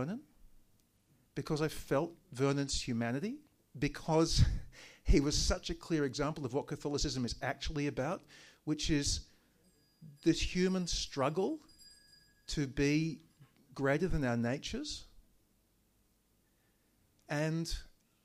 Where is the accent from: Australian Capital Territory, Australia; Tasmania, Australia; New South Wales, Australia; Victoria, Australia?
Victoria, Australia; Daylesford; first language English; I'd gone to school in Daylesford